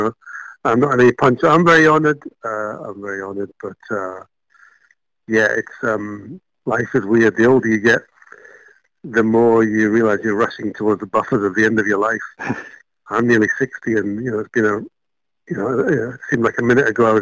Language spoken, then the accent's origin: English; Malaysia; now in United Kingdom; I was born and brought up in Malaysia